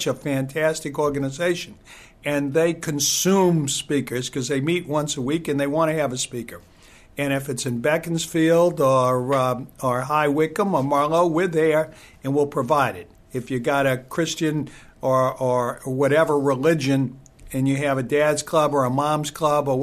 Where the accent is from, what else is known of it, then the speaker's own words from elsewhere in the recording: United States; as an American